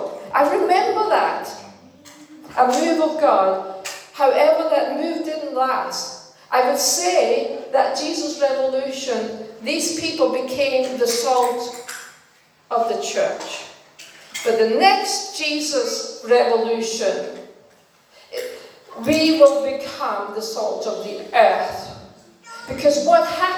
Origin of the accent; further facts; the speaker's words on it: Denmark; English is a second language; moved away; I was born in Denmark, and you know, we didn't speak English